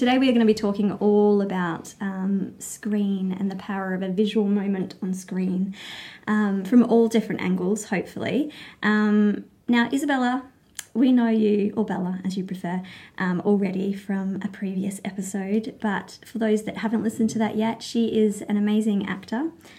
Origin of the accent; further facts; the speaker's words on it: England, United Kingdom; born there; I was born in England, so I'm born somewhere else, but what did I get? English, and then Australian.